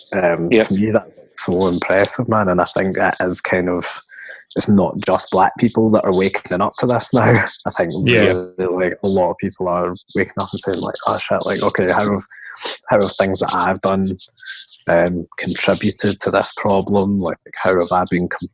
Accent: Coatbridge, Scotland, United Kingdom; I grew up in Coatbridge, like, white family, white friends

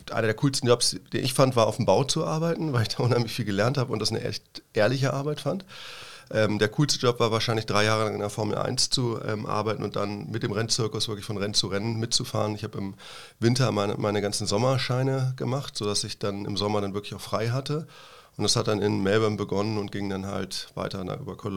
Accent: Hamburg, Germany; now in Freiburg, Germany; Richtig, also ich komme zumindest aus der Gegend da, genau.

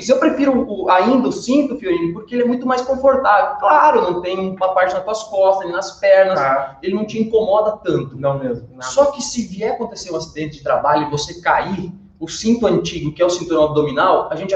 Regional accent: Santa Catarina, Brazil; sou do oeste de Santa Catarina

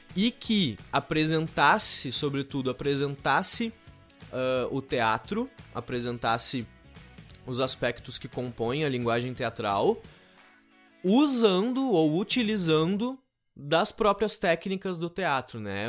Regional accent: Canguçu, Rio Grande do Sul, Brazil; also born or lived in Pelotas; Na minha cidade natal, que eu sou natural de Canguçu.

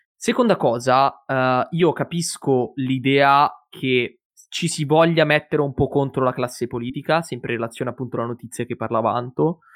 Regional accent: province of Monza, Lombardy, Italy; io e mio fratello, siamo, eh, della provincia, diciamo, di Monza, quindi siamo lombardi

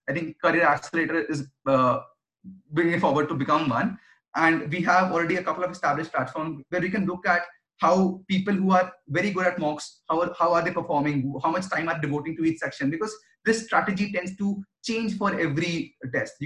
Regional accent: Delhi, India; I was born and brought up in Delhi

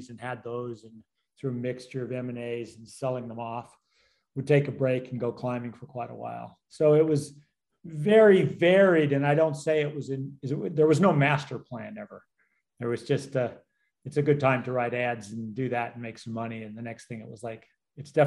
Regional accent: Colorado, United States; moved away; also born or lived in New Zealand; I grew up in Colorado

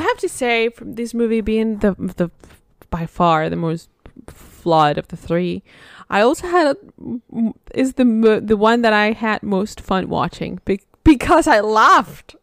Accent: Spain; moved away; I'm from Spain

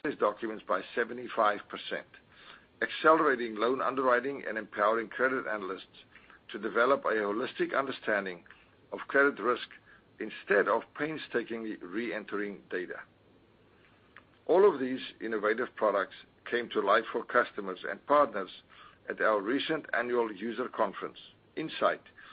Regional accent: South Africa; now in Wilmington, United States; growing up in South Africa

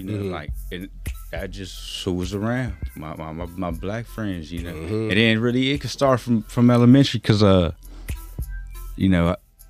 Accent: Los Angeles, California, United States; I'm from there, been there from the gate. Man, Parmalee was my playground.

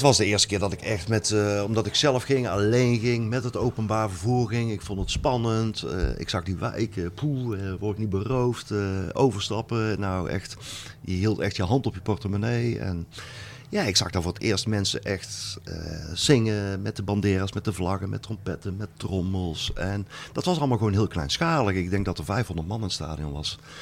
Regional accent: Netherlands; ik kom uit Nederland

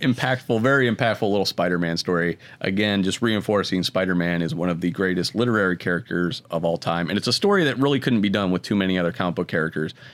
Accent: Akron, Ohio, United States; I grew up in Akron.

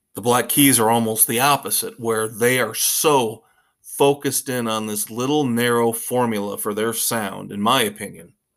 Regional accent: Midwest, United States; me growing up in the Midwest

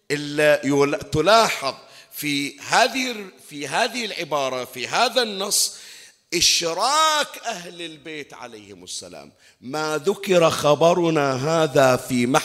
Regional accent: Bahrain; احنا عندنا بالبحرين ما أكثر المقامات والمزارات

